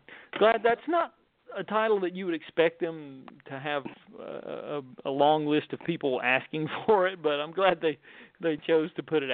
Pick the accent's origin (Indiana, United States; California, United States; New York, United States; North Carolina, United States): North Carolina, United States; Wilmington, North Carolina, in my home state